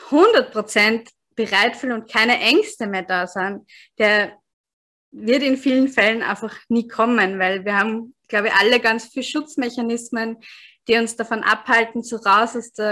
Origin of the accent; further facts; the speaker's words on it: Austria; now in Tanzania; Also ich bin … ich komme ursprünglich in, aus Österreich, aber jetzt bin ich gerade in Sansibar, also gerade aus Sansibar in Ostafrika zugeschaltet